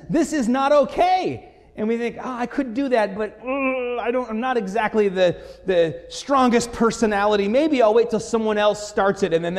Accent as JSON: {"language": "English", "town": "Bay City", "region": "Michigan", "country": "United States", "tie": "born or raised there", "lives_now": "Lansing, United States", "said": "I grew up in Bay City, Michigan"}